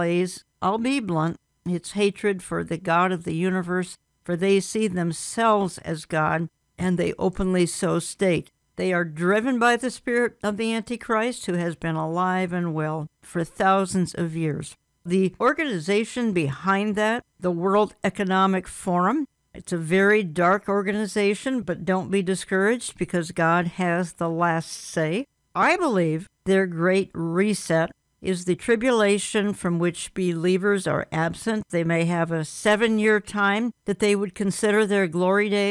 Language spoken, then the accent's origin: English; Minneapolis, Minnesota, United States; Here in my hometown of Minneapolis